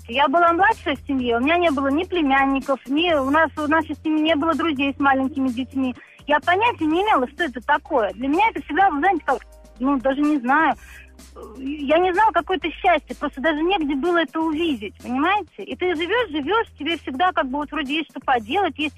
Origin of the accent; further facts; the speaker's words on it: Moscow, Russia; also born or lived in Saint Petersburg; я из Москвы. О, я родилась в Петербурге, но живу и работаю в Москве.